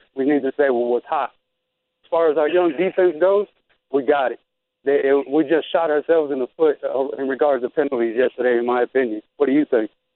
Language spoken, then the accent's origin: English; Chicago, Illinois, United States; moved away as an adult; now in Houston, United States; I'm originally from Chicago